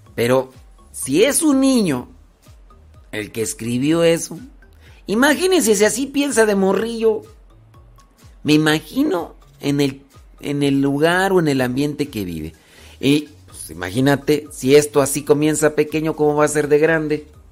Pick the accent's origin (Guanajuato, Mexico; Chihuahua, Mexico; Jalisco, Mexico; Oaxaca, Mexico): Guanajuato, Mexico; Yo soy de Guanajuato.